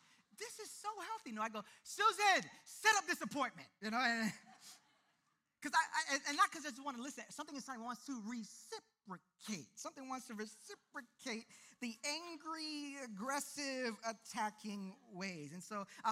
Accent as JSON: {"language": "English", "town": "New York City", "region": "New York", "country": "United States", "tie": "born or raised there", "said": "I was born and raised in the East New York part of this city, the East New York, Brooklyn part"}